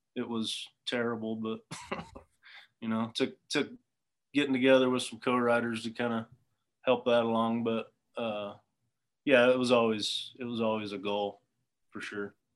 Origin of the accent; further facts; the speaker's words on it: Southern California, United States; I grew up in Southern California